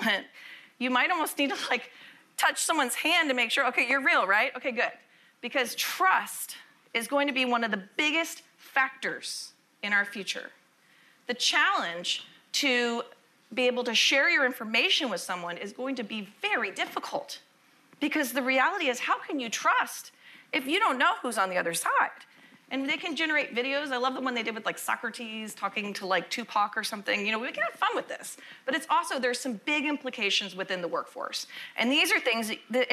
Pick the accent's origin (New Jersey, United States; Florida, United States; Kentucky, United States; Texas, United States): Texas, United States; Austin; I'm actually from Austin, Texas